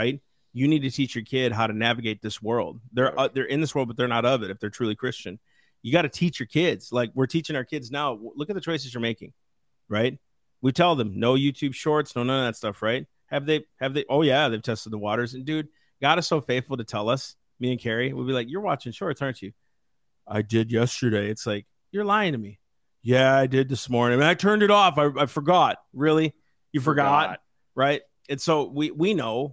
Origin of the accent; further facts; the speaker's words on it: United States; I'm an American.